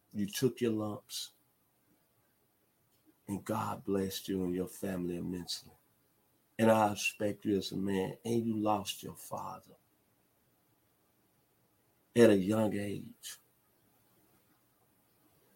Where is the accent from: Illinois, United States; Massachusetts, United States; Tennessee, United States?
Tennessee, United States; Memphis; my hometown, the 901 Memphis, Tennessee